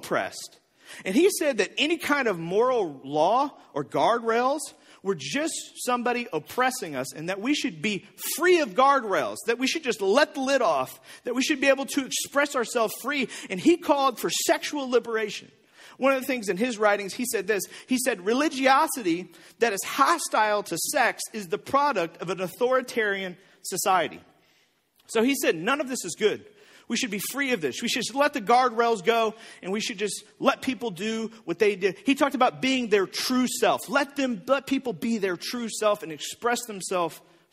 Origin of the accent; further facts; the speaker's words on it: O'Fallon, Missouri, United States; also born or lived in Bridgeton; even when I was in middle school, we lived in O'Fallon.